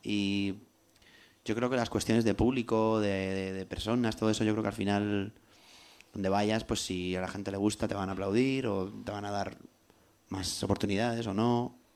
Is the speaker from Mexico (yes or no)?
no; Albacete, Castilla-La Mancha, Spain; first language Spanish; also born or lived in London; now in Madrid, Spain; nací en Albacete